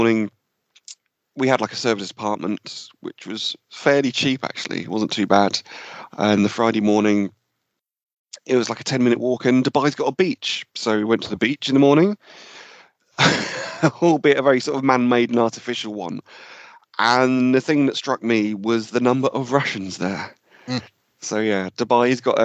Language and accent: English; a village just outside Cambridgeshire, East of England, United Kingdom; we all grew up in the same village, just outside Cambridgeshire